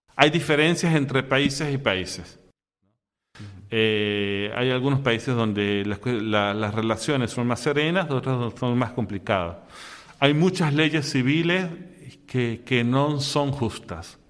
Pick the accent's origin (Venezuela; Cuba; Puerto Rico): Venezuela; moved away as an adult; also born or lived in Syria / Egypt; yo soy de Venezuela y desde muy pequeño fui sea al oratorio que a la escuela salesiana